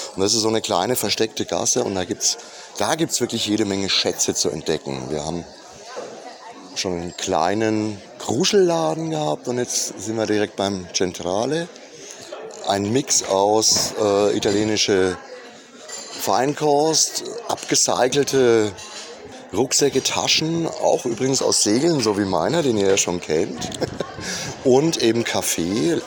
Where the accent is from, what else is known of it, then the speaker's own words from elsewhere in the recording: Würzburg, Bavaria, Germany; als Würzburger